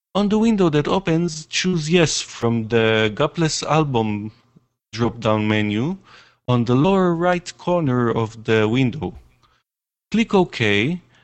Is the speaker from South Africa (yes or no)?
no; Israel; I'm a musician from Israel.